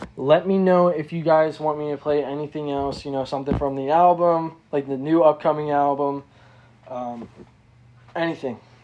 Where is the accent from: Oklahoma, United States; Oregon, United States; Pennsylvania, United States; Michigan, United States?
Pennsylvania, United States; Reading; I'm from Reading, PA